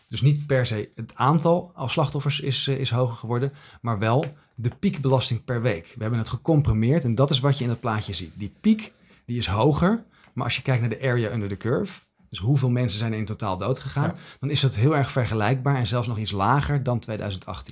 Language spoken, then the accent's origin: Dutch; Netherlands